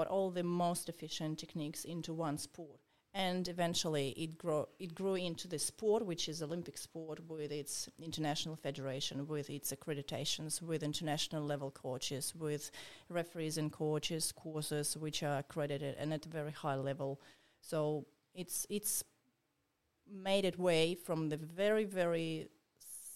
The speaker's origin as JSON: {"language": "English", "country": "Russia", "moved": "yes", "lives_now": "Australia", "said": "since I'm from Russia, Sambo was always around me"}